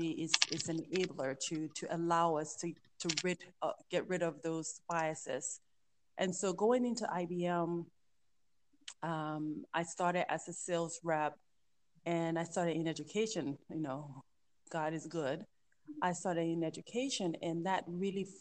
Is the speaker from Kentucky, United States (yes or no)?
no; Georgia, United States; also born or lived in Liberia; I was born in Liberia, grew up in the U.S., in the South, in Georgia